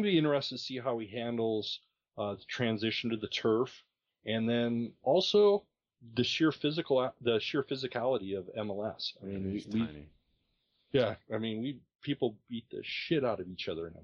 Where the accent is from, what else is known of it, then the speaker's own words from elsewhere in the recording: Montana, United States; moved away; I'm from Montana.